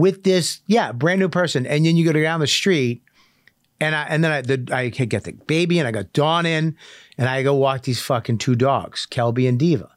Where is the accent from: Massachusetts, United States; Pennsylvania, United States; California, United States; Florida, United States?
Massachusetts, United States; Medford; I grew up in Medford